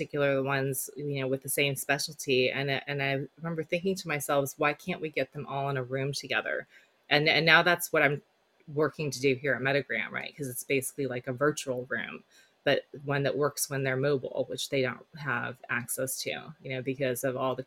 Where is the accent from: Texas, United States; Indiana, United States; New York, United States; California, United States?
California, United States; Silicon Valley; also born or lived in South Korea; I grew up in Silicon Valley